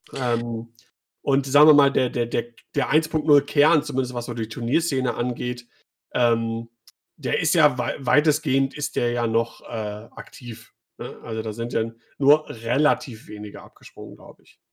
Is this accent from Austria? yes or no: no; Düsseldorf, North Rhine-Westphalia, Germany; ich komme ja auch aus Düsseldorf